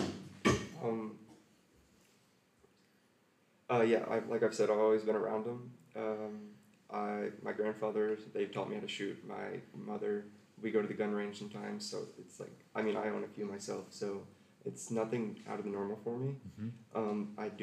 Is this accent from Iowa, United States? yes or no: no; Foley, Alabama, United States; I'm from Foley, Alabama